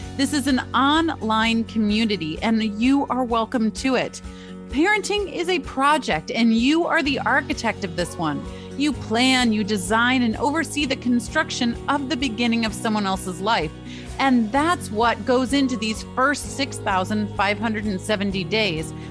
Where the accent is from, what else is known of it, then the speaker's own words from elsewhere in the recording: Michigan, United States; moved away; Growing up in Michigan